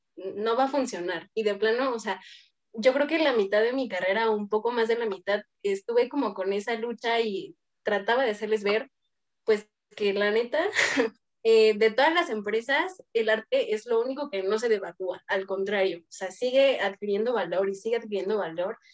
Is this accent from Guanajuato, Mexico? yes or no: no; Toluca, State of Mexico, Mexico; Soy de Toluca